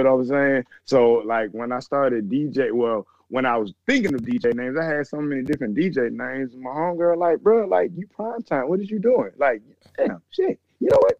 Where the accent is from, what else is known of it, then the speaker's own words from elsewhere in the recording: Atlanta, Georgia, United States; I'm from the east side of Atlanta